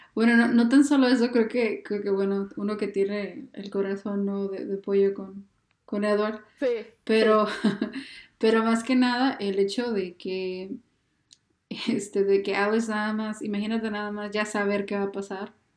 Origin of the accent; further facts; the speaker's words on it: Mexico; uno como mexicano